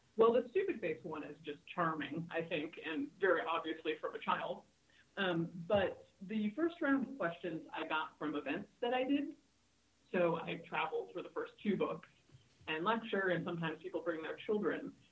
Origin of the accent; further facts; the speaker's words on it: Hawaii, United States; moved away; also born or lived in California; I grew up in Hawaii and I've spent my whole career in California